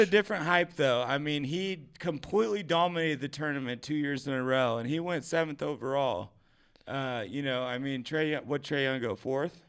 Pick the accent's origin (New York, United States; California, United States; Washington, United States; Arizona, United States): Washington, United States; Washington State, um, my home state.